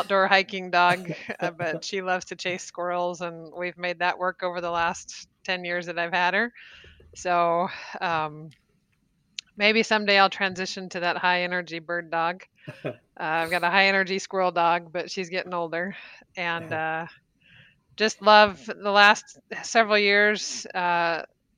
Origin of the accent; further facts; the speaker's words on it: East Tennessee, United States; moved away as an adult; also born or lived in Provo, Utah / Albuquerque, New Mexico; I grew up in East Tennessee and down in the South